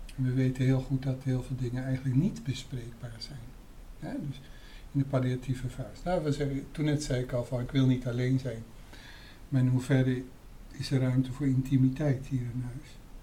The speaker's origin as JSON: {"language": "Dutch", "town": "Amsterdam", "region": "North Holland", "country": "Netherlands", "said": "mij als Amsterdammer"}